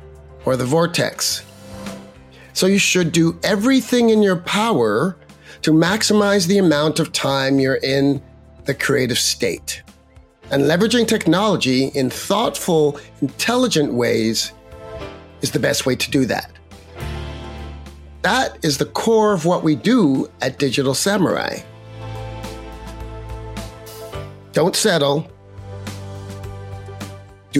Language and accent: English; Canada; As a Canadian